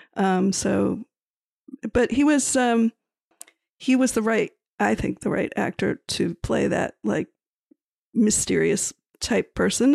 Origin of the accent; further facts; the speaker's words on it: Miami, Florida, United States; we're from Miami, Florida